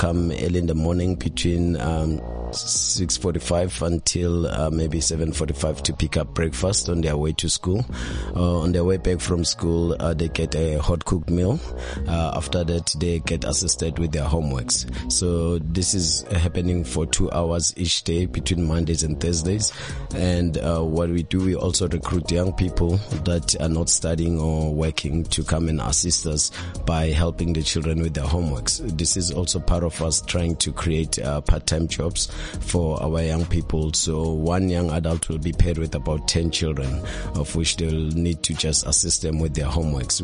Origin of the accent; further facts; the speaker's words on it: Johannesburg, Gauteng, South Africa; Growing up in Clip Town myself